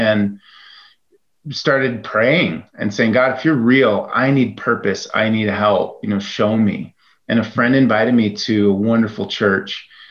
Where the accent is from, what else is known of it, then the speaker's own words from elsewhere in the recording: Chicago, Illinois, United States; I grew up in the Chicago area